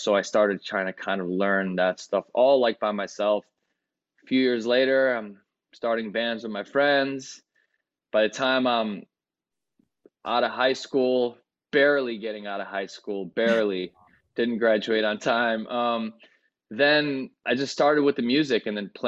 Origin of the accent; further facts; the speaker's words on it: Chicago, Illinois, United States; first language Greek; English is a second language; I live in Chicago